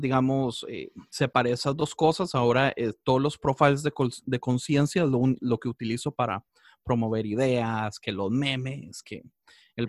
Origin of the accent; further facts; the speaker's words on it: Costa Rica; moved away as an adult; now in Los Angeles, United States; Yo estoy en Los Ángeles, aunque soy de Costa Rica, vivo en Los Ángeles tal vez como desde hace dieciocho años